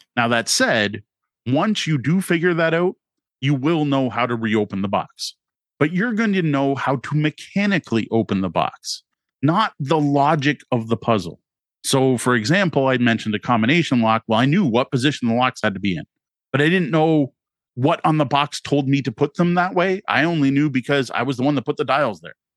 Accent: Canada; having grown up as a Canadian

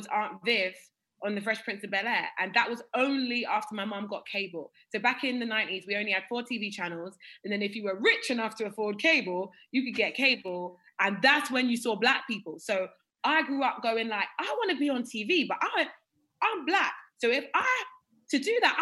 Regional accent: United Kingdom; accent: British; the British accent that I have.

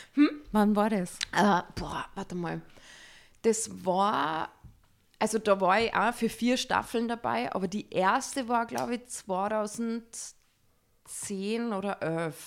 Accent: Salzburg, Austria; ich komme aus Salzburg ich bin 35 Jahre alt und ich bin Schauspielerin.

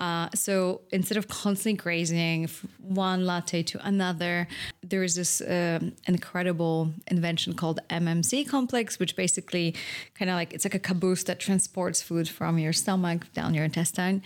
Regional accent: Poland; moved away; I grew up in Poland

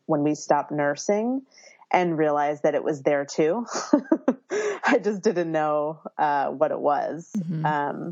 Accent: Philadelphia, Pennsylvania, United States; now in Berkeley, United States; I live in Berkeley, California, but I was born and raised in Philadelphia, so I have that East Coastness that I bring with me here.

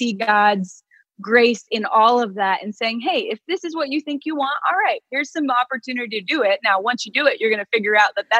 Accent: Phoenix, Arizona, United States; I grew up in Phoenix

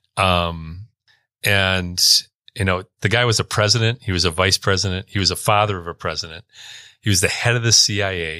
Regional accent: Stevens Point, Wisconsin, United States; born or raised there; also born or lived in Milwaukee, Wisconsin

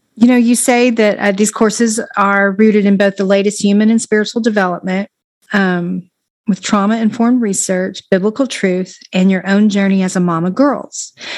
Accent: Texas, United States; now in Florida, United States; I'm a Texan and I uh, always have been

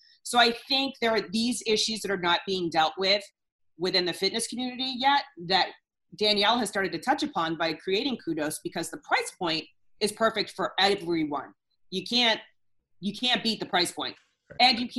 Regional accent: New Hampshire, United States; But I'm from New Hampshire.

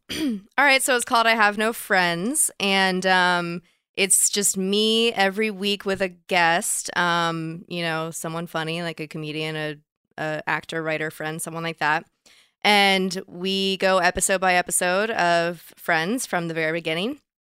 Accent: Dallas, Texas, United States; moved away; I grew up in Dallas

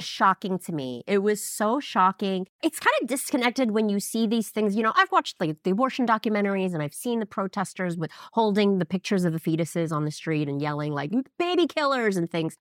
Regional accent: New York City, New York, United States; now in Los Angeles, United States; I grew up in New York City and I moved to L

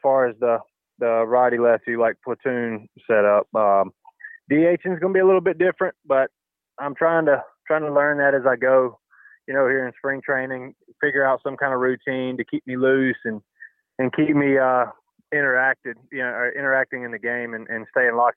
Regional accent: the South, United States; moved away; growing up in the South, and that's our version of fun.

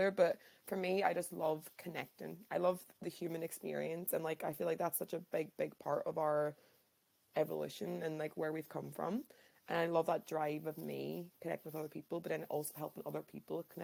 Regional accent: Ireland; also born or lived in London / New Zealand; now in Japan; I am originally from Ireland, taught in London for three years, then New Zealand for three

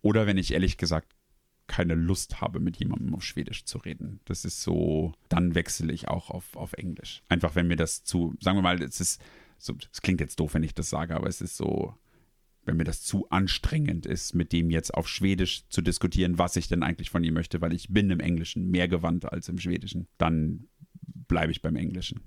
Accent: Germany; moved away as an adult; now in Sweden

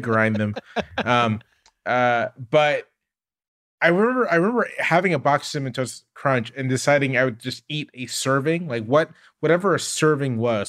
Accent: Virginia Beach, Virginia, United States; I grew up in Virginia Beach, Virginia. My parents were in the military.

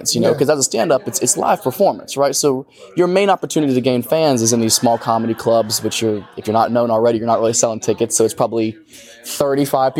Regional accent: Ohio, United States; Columbus, Ohio, which is just outside my hometown in Ohio

